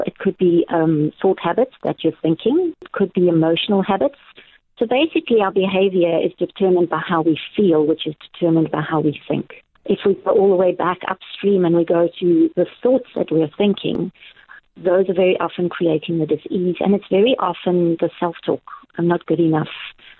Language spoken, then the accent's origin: English; Cape Town, Western Cape, South Africa; also born or lived in Natal / Barrydale; now in George, South Africa; I'm from many places. I was born in Natal. I went to high school in Cape Town. I spent a lot of my life traveling to places like America and Tanzania. Spent a long time in Barrydale in the Little Karoo, and now I'm in George.